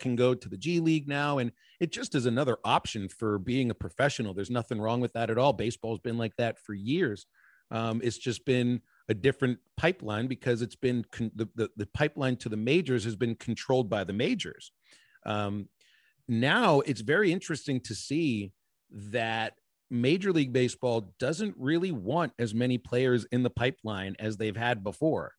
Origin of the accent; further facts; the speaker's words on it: Pittsburgh, Pennsylvania, United States; moved away; I grew up in Pittsburgh, Pennsylvania